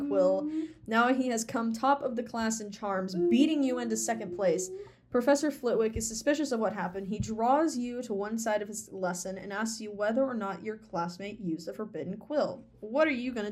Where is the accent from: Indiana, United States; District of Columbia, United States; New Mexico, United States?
Indiana, United States; Southern; I was from Southern Indiana